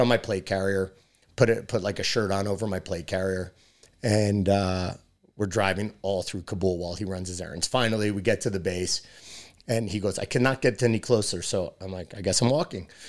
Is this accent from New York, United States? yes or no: yes; New York City, New York, United States; friends growing up in New York City